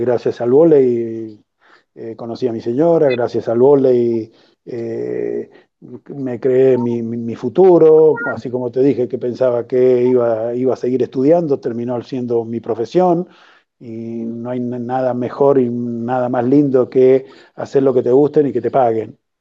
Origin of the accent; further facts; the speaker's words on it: Argentina; como argentino